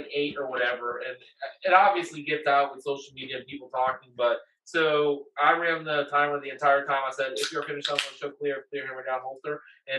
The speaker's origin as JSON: {"language": "English", "region": "Virginia", "country": "United States", "said": "I'm from Virginia."}